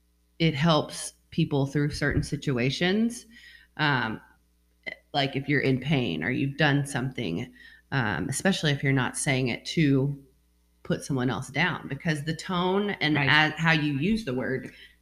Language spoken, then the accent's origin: English; United States; I grew up here in America